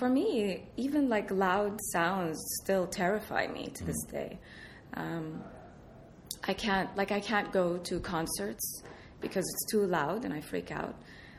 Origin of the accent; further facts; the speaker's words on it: Iraq; moved away; the air raid siren that I grew up hearing in Iraq